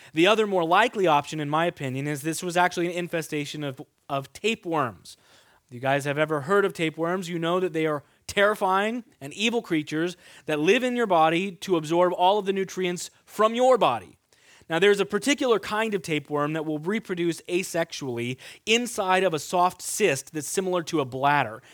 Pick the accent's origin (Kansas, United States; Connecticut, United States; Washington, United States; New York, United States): Kansas, United States; moved away; I grew up in Kansas